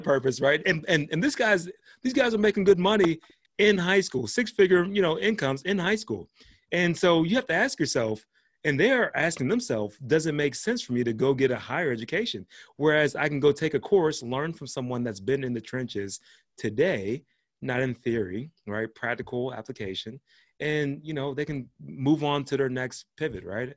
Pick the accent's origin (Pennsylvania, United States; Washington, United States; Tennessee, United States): Pennsylvania, United States; Pittsburgh; I was born and raised in Pittsburgh, but my whole family's from Georgia